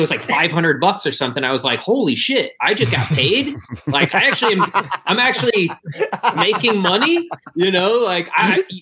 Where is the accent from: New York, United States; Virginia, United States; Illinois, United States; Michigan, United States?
Michigan, United States; I'm from Michigan, so of course, like the Detroit Motown scene was a big deal.